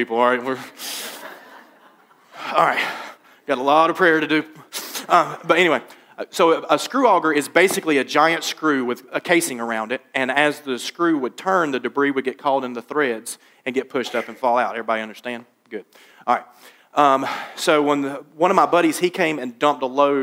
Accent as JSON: {"language": "English", "town": "Laurinburg", "region": "North Carolina", "country": "United States", "tie": "born or raised there", "said": "my dad got me a job working at a glass factory in my hometown of Laurinburg, North Carolina."}